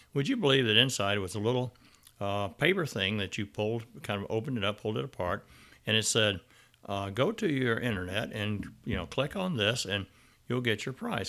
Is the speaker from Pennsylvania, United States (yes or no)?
no; Arkansas, United States; my growing up in Arkansas